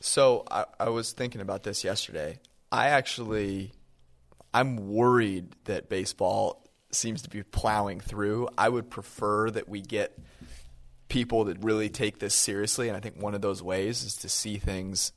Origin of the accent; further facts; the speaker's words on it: Bay Area, California, United States; I was born in the Bay Area